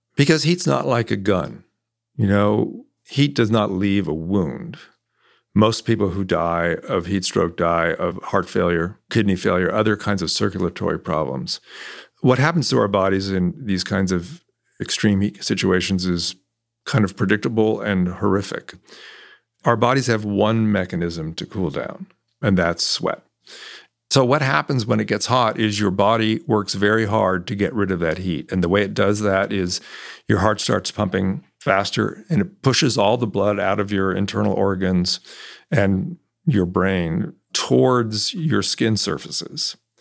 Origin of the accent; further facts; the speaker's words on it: California, United States; also born or lived in New York; now in Texas, United States; I grew up in California